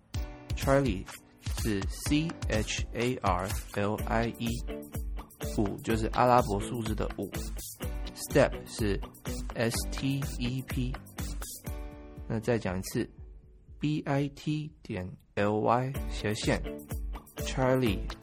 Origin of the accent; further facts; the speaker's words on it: Taiwan; 我是台湾人，